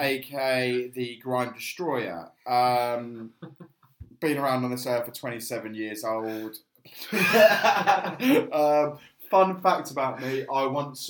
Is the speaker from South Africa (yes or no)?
no; Folkestone, South East England, United Kingdom; I'm from Folkestone, by the way.